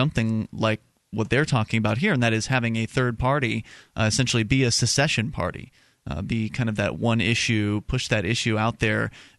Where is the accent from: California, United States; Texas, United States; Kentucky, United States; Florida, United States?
Florida, United States; now in New Hampshire, United States; … and I came from Florida. We're yep. here in New Hampshire because of the Free State Project.